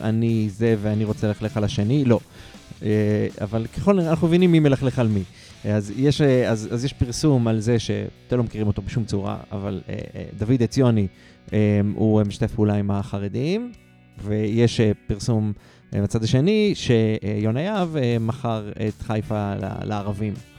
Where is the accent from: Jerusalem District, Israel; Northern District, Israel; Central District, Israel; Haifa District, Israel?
Haifa District, Israel; Haifa; אני מחיפה